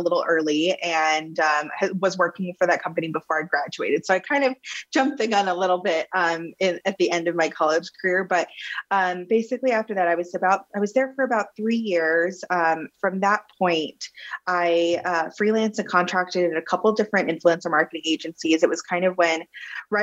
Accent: Plano, Texas, United States; moved away as an adult; I was born and raised in Plano, Texas

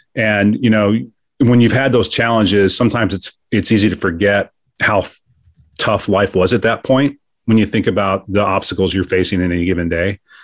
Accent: Kansas City, Missouri, United States; I was raised in the Midwest, um, in Kansas City, Missouri

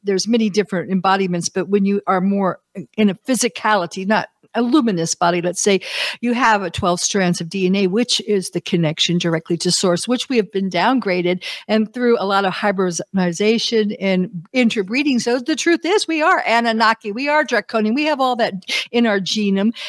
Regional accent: United States; as an American

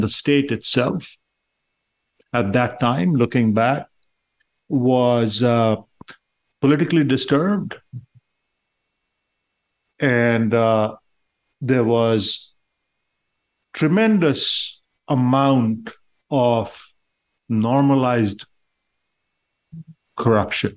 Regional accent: Patna, Bihar, India; also born or lived in Boston, United States; now in Miami, United States; I was born in a town called Patna, which was or is still the capital of the state of Bihar in India

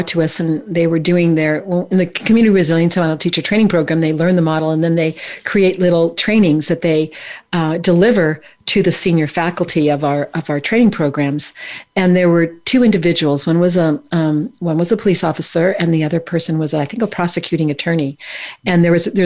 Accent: California, United States; I'm from California, you know, the Kumbaya state

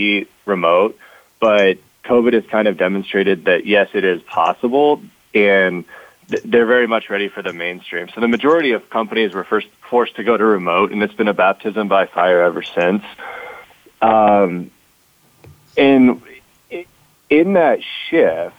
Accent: Omaha, Nebraska, United States; I'm from Omaha, Nebraska.

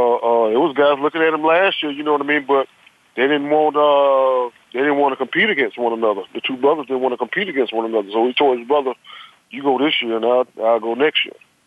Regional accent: St. Petersburg, Florida, United States; He's from my hometown

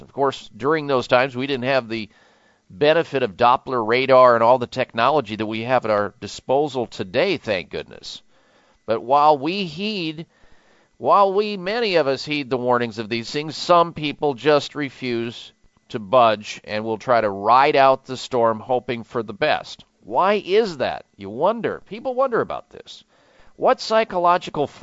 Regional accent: Midwest, United States; growing up in the Midwest

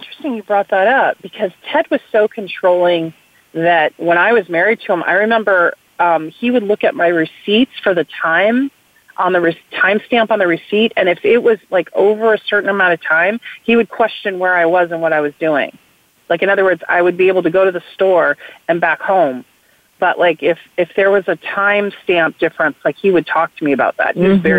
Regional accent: West Coast, United States; I was from the West Coast when I went to work for Biden.

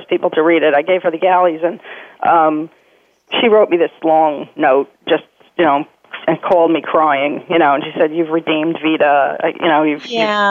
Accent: Jersey City, New Jersey, United States; moved away as an adult; also born or lived in Nome, Alaska; now in Brooklyn, United States; I grew up in Jersey City

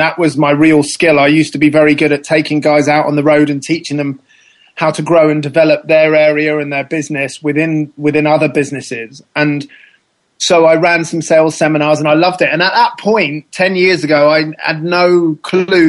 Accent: South Africa; moved away; I was born in South Africa

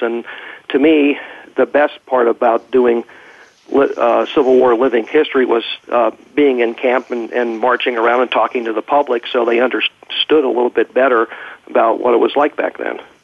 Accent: Lewisburg, Pennsylvania, United States; moved away as an adult; now in Peyton, Colorado, United States; that's my my hometown

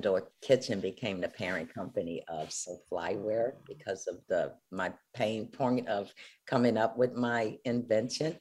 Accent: New Orleans, Louisiana, United States; I am from New Orleans

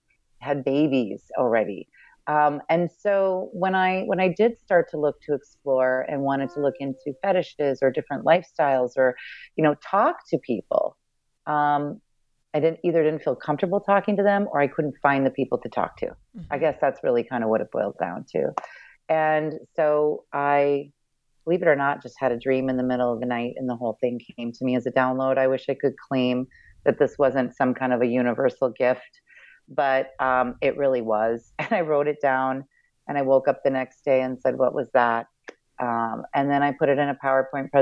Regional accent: Midwest, United States; I come from the Midwest and was raised in a very religious upbringing

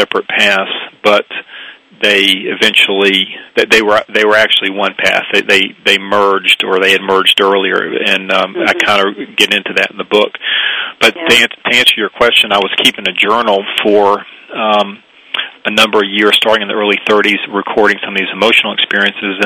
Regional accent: the South, United States; I grew up Jewish in the South, fairly small Jewish community

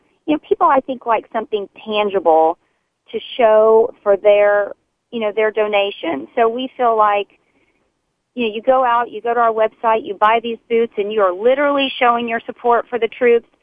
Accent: Texas, United States; a Texan

